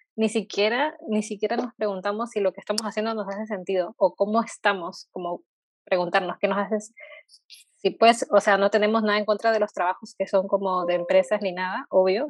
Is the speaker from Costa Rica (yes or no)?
no; Peru; now in Chile; yo, por ejemplo, soy de Perú, vivo acá en Chile